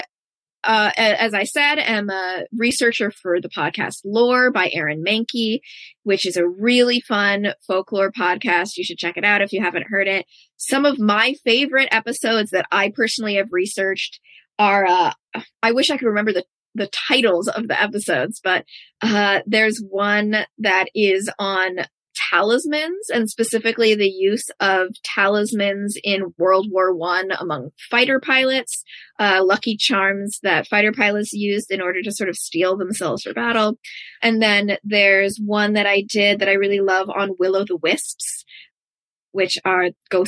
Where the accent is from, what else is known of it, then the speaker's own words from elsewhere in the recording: United States; as an American, so much of our culture is about romanticizing harm